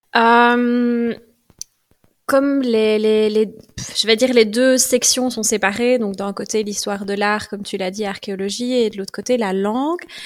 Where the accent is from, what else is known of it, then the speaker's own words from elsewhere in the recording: Welkenraedt, Wallonia, Belgium; also born or lived in Liège; j'ai grandi à Welkenra. Donc, c'est un petit village de la province de Liège